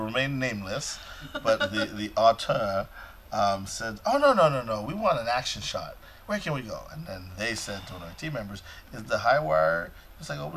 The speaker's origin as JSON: {"language": "English", "town": "Montreal", "region": "Quebec", "country": "Canada", "tie": "born or raised there", "also_born_or_lived": "Boston", "moved": "as an adult", "lives_now": "Columbus, United States", "said": "Born and raised in Montreal, Canada"}